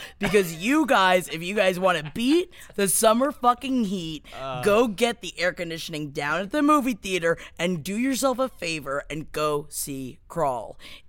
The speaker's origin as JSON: {"language": "English", "region": "Florida", "country": "United States", "tie": "born or raised there", "moved": "yes"}